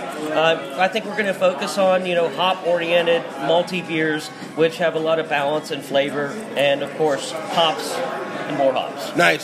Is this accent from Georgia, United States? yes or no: yes; Atlanta, Georgia, United States; I'm from Atlanta